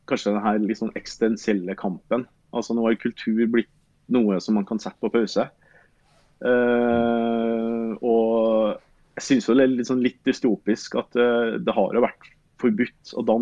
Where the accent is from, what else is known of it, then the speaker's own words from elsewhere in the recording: Røros, Trøndelag, Norway; jeg er opprinnelig fra Røros, og vi følte vel på en måte at vi har bodd i Trondheim så lenge at det var godt å prøve noe nytt.